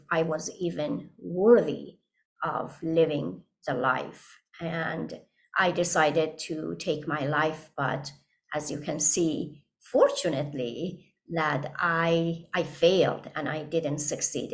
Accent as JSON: {"language": "English", "country": "Iran", "tie": "born or raised there", "second_language": "English", "moved": "as an adult", "lives_now": "United States", "said": "I grew up in Iran, and when I was 13 years old, I lost my father"}